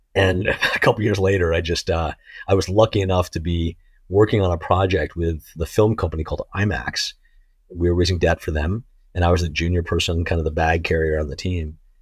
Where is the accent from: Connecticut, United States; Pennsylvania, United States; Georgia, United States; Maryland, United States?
Connecticut, United States; I grew up in Connecticut